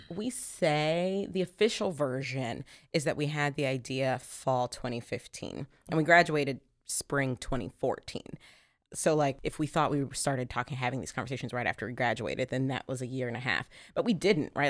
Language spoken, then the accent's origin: English; Columbus, Ohio, United States; I grew up in Columbus, Ohio